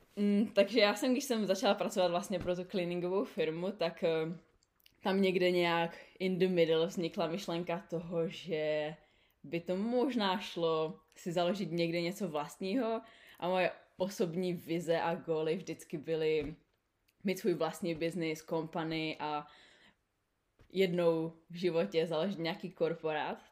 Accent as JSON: {"language": "Czech", "country": "Czechia", "also_born_or_lived": "Canada / New Zealand", "moved": "as an adult", "lives_now": "Sydney, Australia", "said": "jsme my Češi, když tam máme půl roku zimu"}